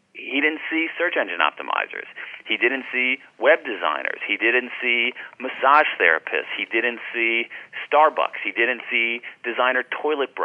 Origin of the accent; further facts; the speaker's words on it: Ohio, United States; I grew up in Ohio